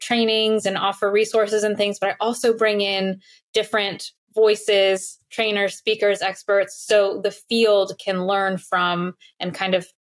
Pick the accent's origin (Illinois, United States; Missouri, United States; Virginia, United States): Virginia, United States; Alexandria; also born or lived in Farmville, Virginia; I grew up in Northern Virginia, so not far outside of DC, very blue collar family